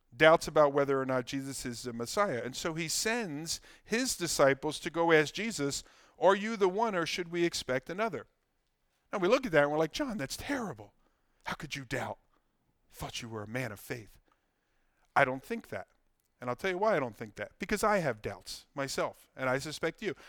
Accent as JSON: {"language": "English", "town": "Ewing", "region": "New Jersey", "country": "United States", "tie": "born or raised there", "said": "I love my hometown. I love Ewing. I love Mercer. I love Bucks"}